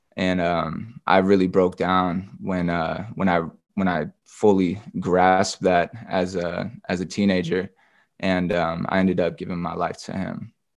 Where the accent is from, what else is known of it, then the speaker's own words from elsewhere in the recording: Grants Pass, Oregon, United States; also born or lived in Portland, Oregon; now in Atlanta, United States; I was born and raised in Grants Pass, Oregon.